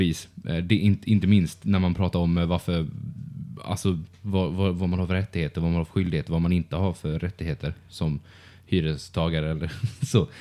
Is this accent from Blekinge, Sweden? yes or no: yes; Karlskrona, Blekinge, Sweden; moved away; min hemstad